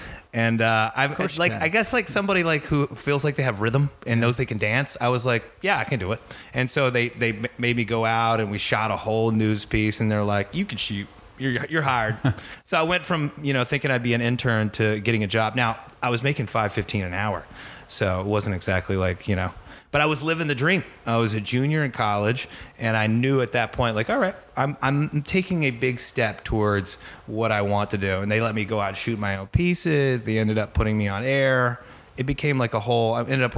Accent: Angleton, Texas, United States; moved away as an adult; also born or lived in Bryan, Texas / New York City; I grew up outside of Houston, about 40 miles outside of Houston, in a little small town called Angleton

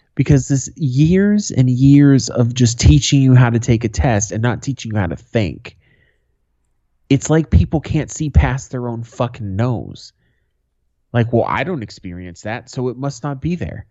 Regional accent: Boston, Massachusetts, United States; When I was a kid, growing up in Boston

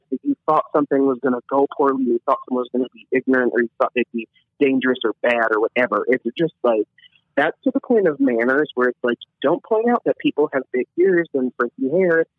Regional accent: Illinois, United States; also born or lived in Kentucky; I am a Midwestern boy and I'm a Southern boy. I'm from Illinois, Kentucky, and I've been able to travel a decent amount of the Midwest

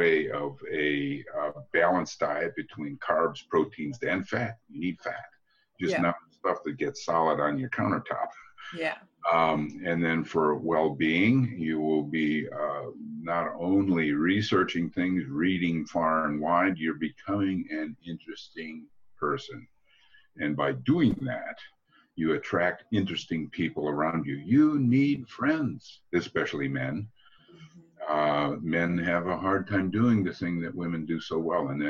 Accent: United States; I'm from the States

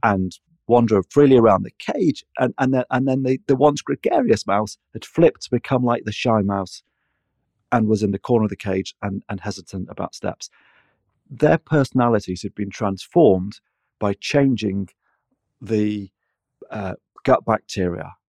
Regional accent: Manchester, North West England, United Kingdom; moved away; also born or lived in London; I'm a Mancunian

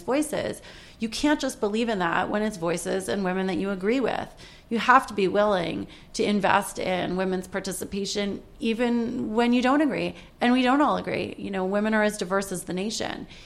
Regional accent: Washington, District of Columbia, United States; moved away as an adult; now in New York, United States; I grew up in Washington, D.C., which is in a completely democratic neighborhood.

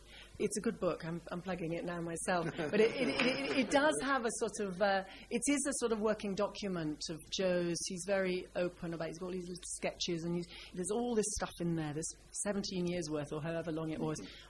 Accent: Scotland, United Kingdom; I'm from Scotland

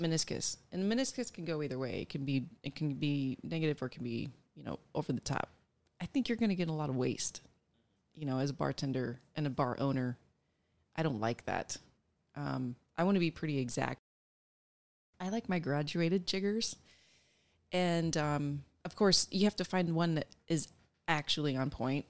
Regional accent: Nebraska, United States; moved away; also born or lived in Colorado / Texas; I grew up in Nebraska

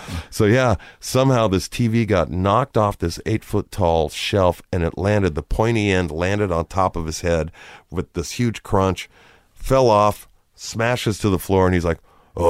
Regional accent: Downey, California, United States; we're from Downey.

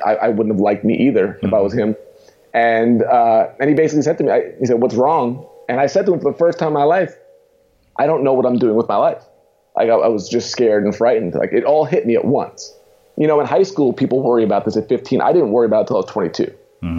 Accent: Long Island, New York, United States; moved away as an adult; also born or lived in Queens, New York / Indiana; now in Pittsburgh, United States; moved out to Long Island, New York, as a kid

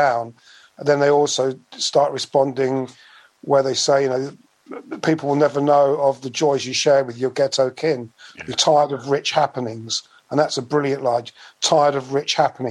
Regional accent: High Wycombe, South East England, United Kingdom; accent: Bucks; also born or lived in London / Slough; I moved to the area of High Wycombe. And so really, my formative years were all in and around High Wycombe

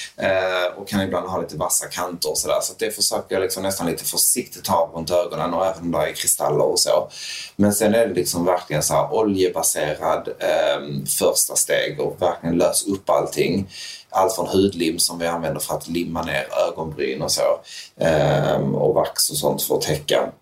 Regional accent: Höllviken, Skåne, Sweden; also born or lived in Malmö; Jag är uppvuxen i Höllviken, ett väldigt skyddat, liksom, nästan lite lite förskyddat

